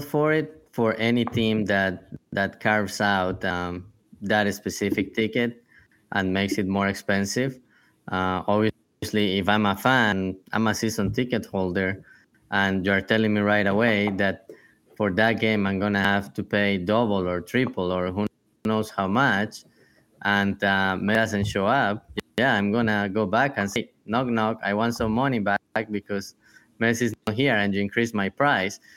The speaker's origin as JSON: {"language": "English", "country": "Colombia", "moved": "yes", "said": "I come from Colombia"}